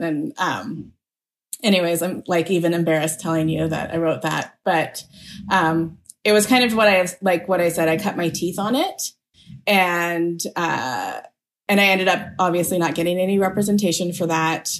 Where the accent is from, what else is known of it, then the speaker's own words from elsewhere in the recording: Beaverton, Oregon, United States; I grew up in a mostly white community